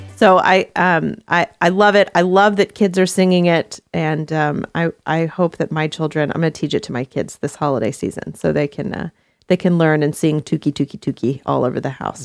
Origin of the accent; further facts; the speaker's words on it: Texas, United States; moved away; also born or lived in Hawaii; I grew up in Texas